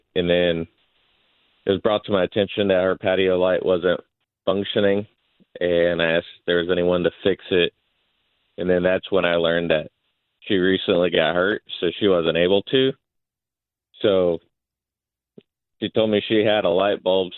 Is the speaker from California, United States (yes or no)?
no; Fort Pierce, Florida, United States; I'm from Fort Pierce